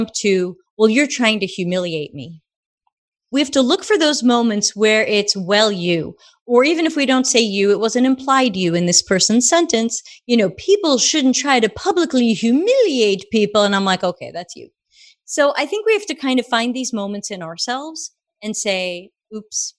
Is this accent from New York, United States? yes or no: yes; New York, United States; accent: Brooklyn; I grew up in New York